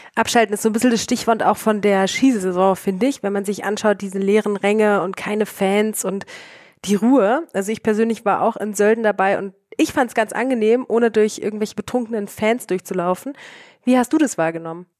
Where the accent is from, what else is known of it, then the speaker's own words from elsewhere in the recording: Germany; als Deutsche